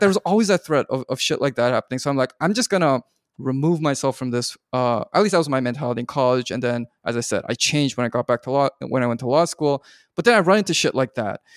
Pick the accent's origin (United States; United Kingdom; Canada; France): Canada; Vancouver, British Columbia; I grew up in Vancouver, which is, you know, very Asian